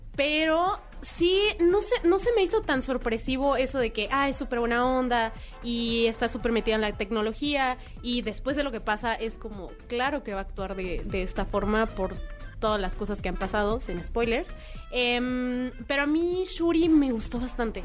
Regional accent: Mexico; como mexicanos

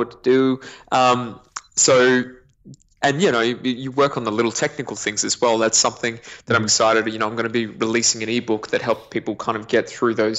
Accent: Queensland, Australia; born or raised there; also born or lived in New Zealand

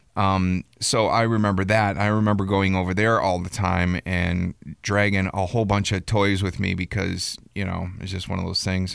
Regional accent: Milwaukee, Wisconsin, United States; moved away; I grew up in Milwaukee, Wisconsin, or right outside in the country

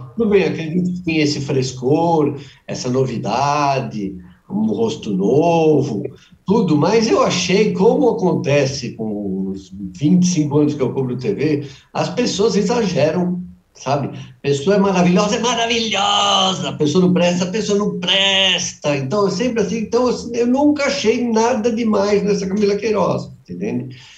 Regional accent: ABC, São Paulo, Brazil; minha conterrânea, que eu sou do ABC

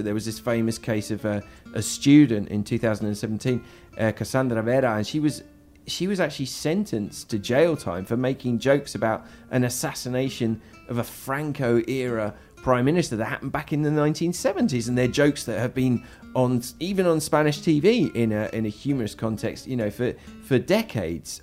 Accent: United Kingdom; now in Spain; I'm a British migrant

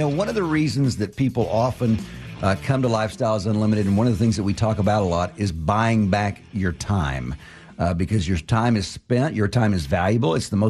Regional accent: Austin, Texas, United States; also born or lived in Houston, Texas; I grew up in Austin, Texas, and I moved to Houston right out of college.

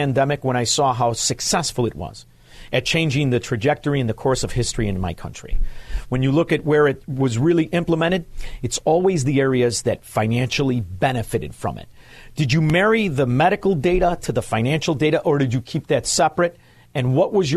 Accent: Chicago, Illinois, United States; now in Florida, United States; I grew up in Chicago. I live in Florida now

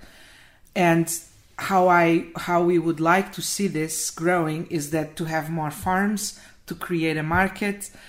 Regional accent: Portugal; moved away as an adult; also born or lived in Spain; now in United States; I'm from Portugal, but I was working in Spain at that time in 2014

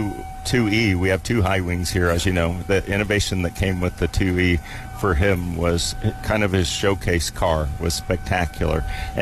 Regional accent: California, United States; I'm from California. We never see that stuff.

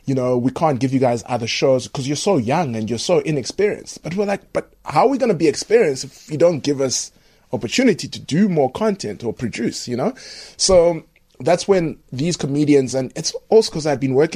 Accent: Zimbabwe; moved away; I went to a very good sort of private school in Zim, and I was playing rugby

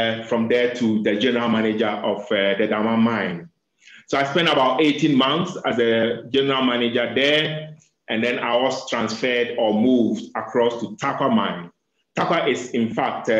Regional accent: Ghana; I'm a Ghanaian. And I actually graduated in Ghana, University of Mines and Technology

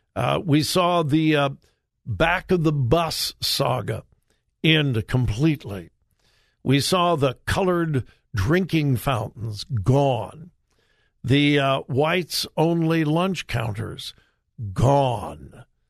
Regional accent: Southern California, United States; I grew up in Southern California

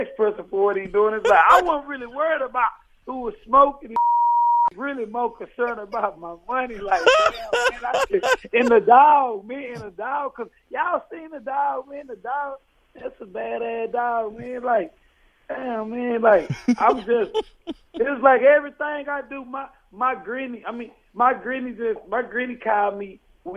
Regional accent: Fort Worth, Texas, United States; I'm from Fort Worth, so I'm from the Dallas Fort Worth area.

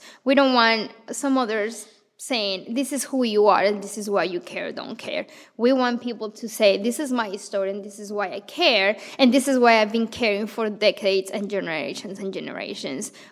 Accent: Bogota, Bogotá Capital District, Colombia; moved away as an adult; now in Madison, United States; I grew up in Colombia, in Bogota

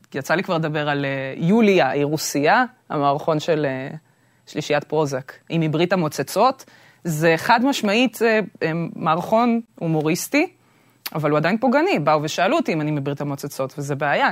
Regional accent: Israel; נולדתי בארץ, זה בדיוק העניין. שגם בתור ישראלית שנולדה בארץ

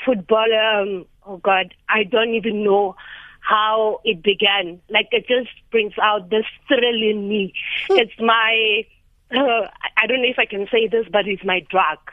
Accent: Lebowakgomo, Limpopo, South Africa; I am from Lebowahomu

